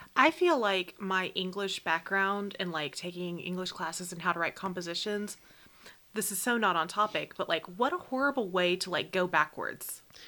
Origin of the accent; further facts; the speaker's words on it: United States; we as an American people